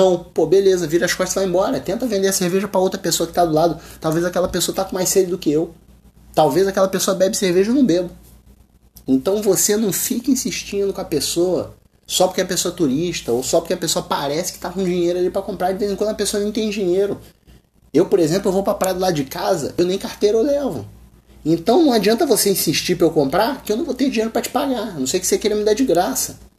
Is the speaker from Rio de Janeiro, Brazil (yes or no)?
yes; Rio de Janeiro, Brazil; eu sou do Rio de Janeiro, eu chego em um outro estado, os caras querem tirar onda comigo porque eu sou carioca. Falei com um sotaque diferente